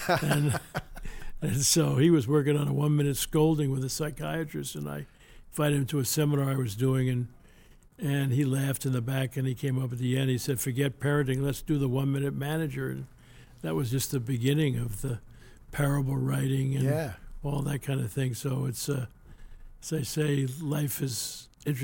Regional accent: New Rochelle, New York, United States; I grew up in New York, New Rochelle, right outside of New York City

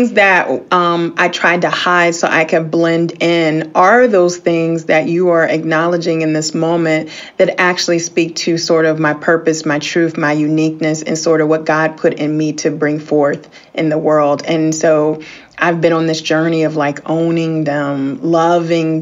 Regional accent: Washington, District of Columbia, United States; We grew up in the Washington, D.C. area

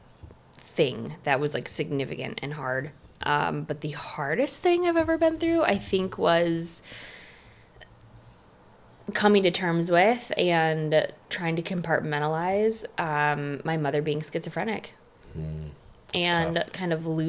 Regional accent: Michigan, United States; growing up in Michigan

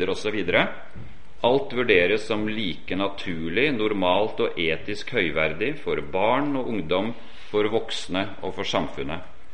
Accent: Oslo area, Norway; accent: Oslo dialect; moved away as an adult; also born or lived in Portugal; Jeg har jo Oslo-dialekt, og det stemmer at jeg kommer fra Oslo-området

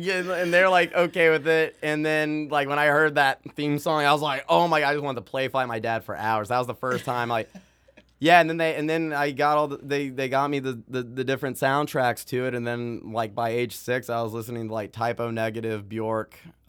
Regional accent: Jacksonville, Florida, United States; born there; also born or lived in Georgia / Missouri / Maine; So I was born in Jacksonville, Florida. Spent very brief time there. I mean, I was just born there. That's where all my family's from. But we were actually living in Georgia. At the time. So I've lived in Florida, Georgia, Missouri.

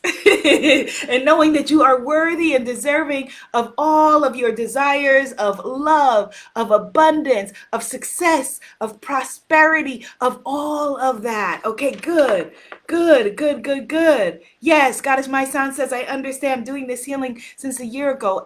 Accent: United States; also born or lived in Guyana; I'm an American

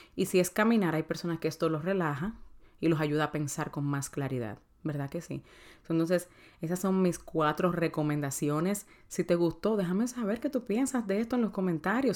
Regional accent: Dominican Republic; yo soy dominicana

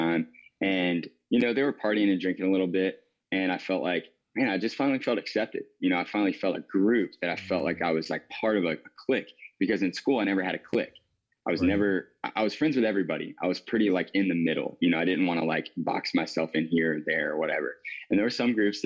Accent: Wanchese, North Carolina, United States; now in Kitty Hawk, United States; I grew up on the East Coast of North Carolina.

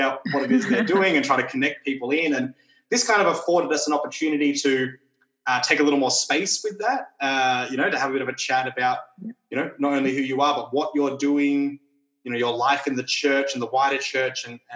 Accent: Sydney, New South Wales, Australia; also born or lived in Dee Why, New South Wales, Australia; I grew up kind of on the Northern Beaches and lived in DY for a while back in the day.

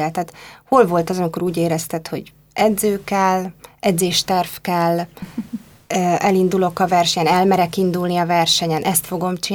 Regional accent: Budapest, Hungary; pestiek is vagyunk

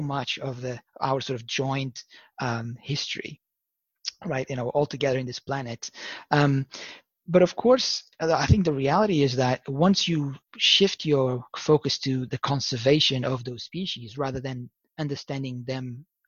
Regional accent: Lisbon, Portugal; I was born in Lisbon, Portugal

